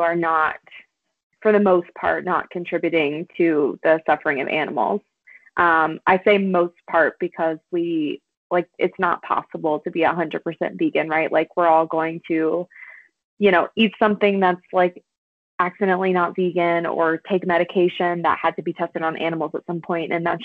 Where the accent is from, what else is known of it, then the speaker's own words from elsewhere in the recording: South Louisiana, United States; now in Colorado, United States; I'm from South Louisiana, and I grew up on a lot of beans and rice.